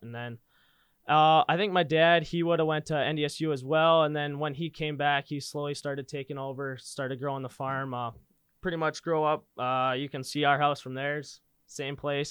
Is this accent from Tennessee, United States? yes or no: no; Linton, North Dakota, United States; I grew up in Linton, North Dakota, just south of Bismarck, about an hour